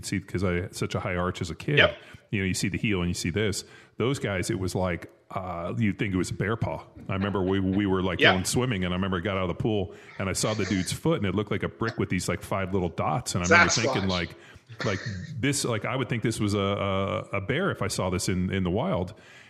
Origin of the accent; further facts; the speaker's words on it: Southern California, United States; growing up in Southern California.